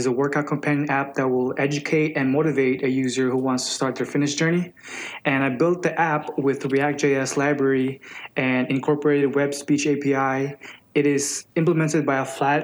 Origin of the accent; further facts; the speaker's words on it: South Texas, United States; moved away as an adult; also born or lived in Philippines; now in Nashville, United States; I was born in the Philippines, and I moved here to Texas, Macon, Texas, which is South Texas.